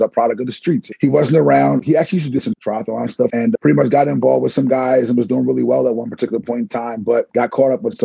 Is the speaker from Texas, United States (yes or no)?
no; Penllyn, Pennsylvania, United States; I grew up in Penland, so right down by Wissahickon High School area